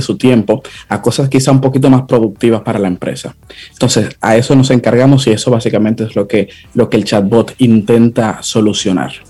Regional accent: Dominican Republic; nosotros los dominicanos

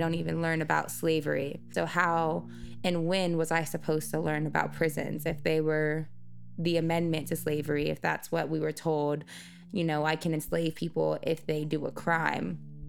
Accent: United States

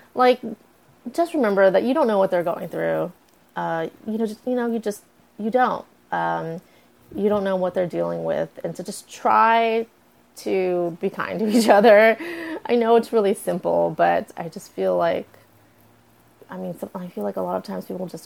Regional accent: United States; I was born in the United States

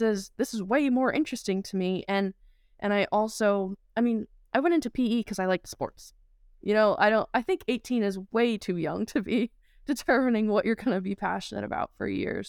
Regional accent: Saugerties, New York, United States; moved away as an adult; now in Phoenix, United States; growing up in Saturdays, New York

